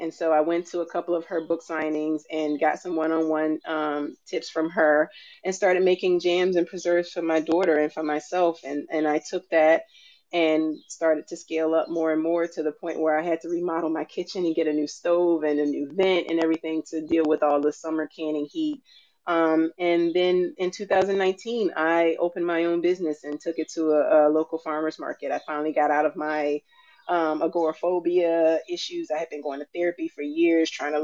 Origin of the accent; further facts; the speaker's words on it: Alabama, United States; I grew up down south in Alabama